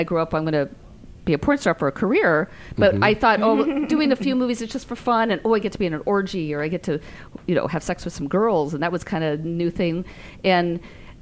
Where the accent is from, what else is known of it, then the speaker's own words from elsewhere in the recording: San Francisco, California, United States; I'm from San Francisco